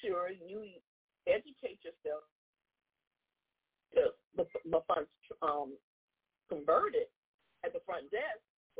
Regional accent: Jamaica; born there; I was born in Jamaica.

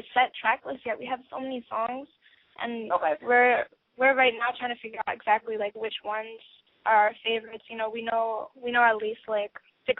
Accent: Virginia, United States; also born or lived in Colombia; I'm from Virginia

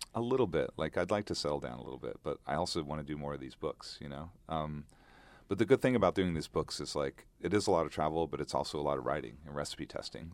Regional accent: Oregon, United States; moved away as an adult; also born or lived in Bangkok, Thailand; now in Thailand; I grew up in Oregon, so I grew up hiking, camping

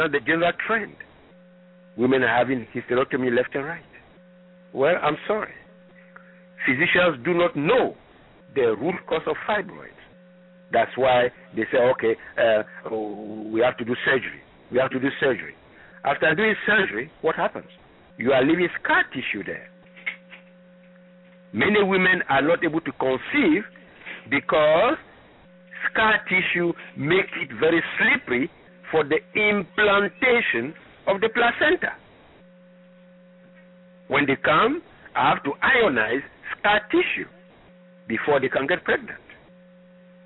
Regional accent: Ghana; moved away; I am originally from Ghana

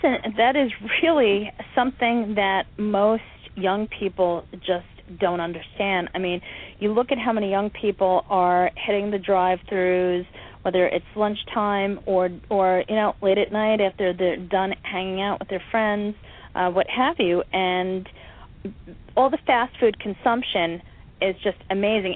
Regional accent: United States; I'm an American

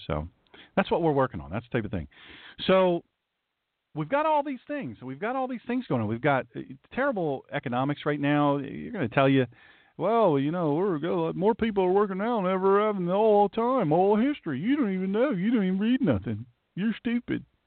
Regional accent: the South, United States; accent: southern; my southern accent

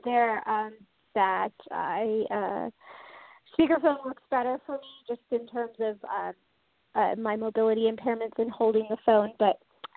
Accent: Tampa Bay area, Florida, United States; moved away as an adult; now in San Francisco, United States; I grew up in the Tampa Bay area of Florida

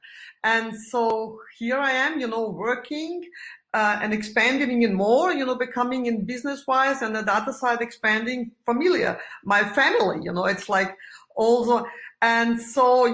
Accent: Vienna, Austria; I'm living in Vienna, and that's my hometown

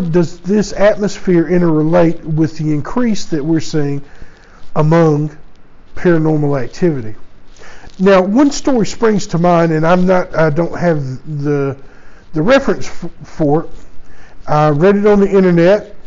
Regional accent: United States; I was born and raised in the United States

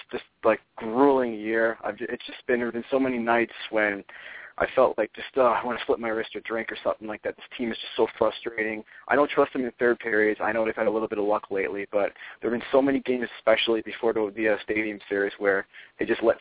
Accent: New York, United States; Yeah, I'm from Nassau County originally.

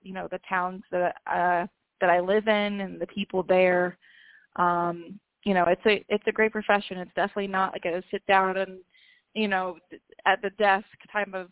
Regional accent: Canton, Ohio, United States; also born or lived in Athens, Ohio; I grew up in Canton, Ohio, which is like northeast area

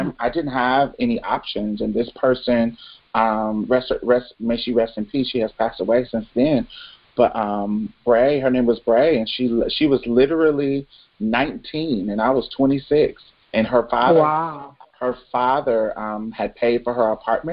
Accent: Indianapolis, Indiana, United States; also born or lived in Jackson, Mississippi; now in Houston, United States; I'm originally from Indianapolis, but my mm-hmm. family is from Mississippi

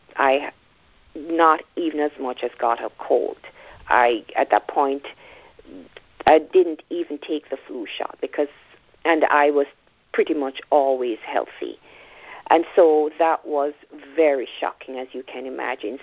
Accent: Jamaica; moved away as an adult; now in Toronto, Canada; I am from Jamaica, so I would, I guess, I'd now describe myself as a Jamaican Canadian because I live in the Toronto area, but originally from Jamaica. I moved here uh, as a young adult

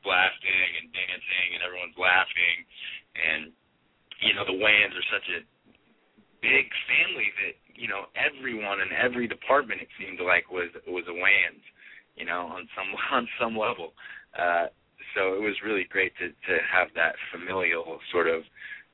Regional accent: near San Francisco, California, United States; I grew up near San Francisco

